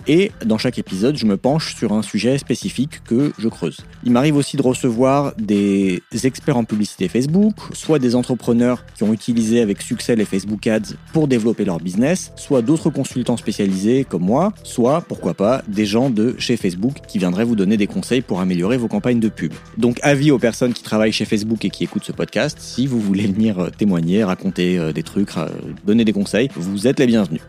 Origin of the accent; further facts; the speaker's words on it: Alsace, Grand Est, France; Je suis alsacien.